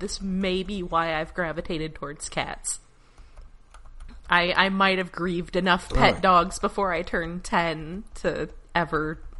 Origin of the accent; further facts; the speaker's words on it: Alabama, United States; Look, I grew up in Alabama.